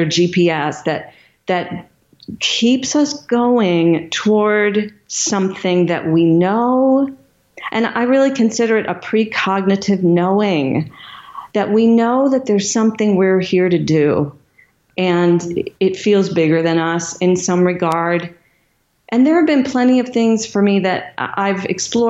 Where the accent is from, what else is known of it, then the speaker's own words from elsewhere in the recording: Michigan, United States; my hometown of Michigan